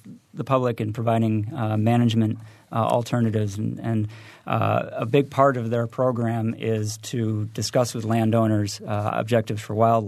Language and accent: English; New England, United States; now in Indiana, United States; I'm originally from New England